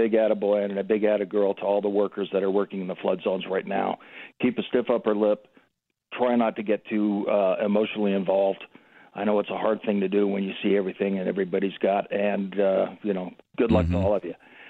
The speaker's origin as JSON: {"language": "English", "country": "Canada", "moved": "as an adult", "lives_now": "Colorado, United States", "said": "I'm an expatriate from Canada. And by the way, Canuck is a term of endearment. And I've been here since 97. I came in legally"}